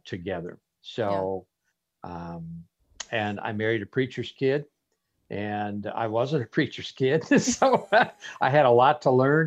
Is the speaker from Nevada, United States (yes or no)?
yes; Las Vegas, Nevada, United States; moved away as an adult; also born or lived in Phoenix, Arizona; I was born and raised in Las Vegas, Nevada, and I moved to Arizona to continue my studies at a Bible college